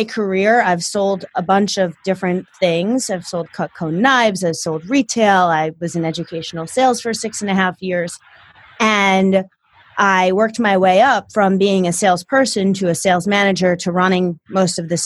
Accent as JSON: {"language": "English", "region": "New Jersey / New York City area", "country": "United States", "said": "I came from Jersey. Or the New York City area"}